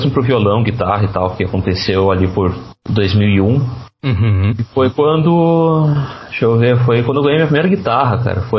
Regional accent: Novo Hamburgo, Rio Grande do Sul, Brazil; Isso, isso. Sou de Novo Hamburgo, exatamente.

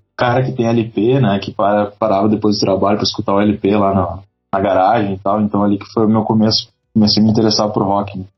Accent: Novo Hamburgo, Rio Grande do Sul, Brazil; Fala do Vale dos Sinos, mais exatamente de Canudos, Novo Hamburgo.

